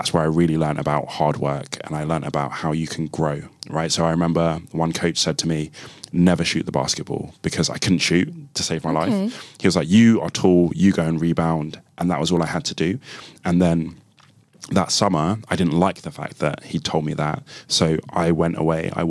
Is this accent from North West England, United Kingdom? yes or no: no; London, United Kingdom; also born or lived in Nigeria; I was born there, moved to England when I was 2 years old, because both my parents had British passports and they wanted to make a different life for us. So we moved to London when I was two. We first lived in East London.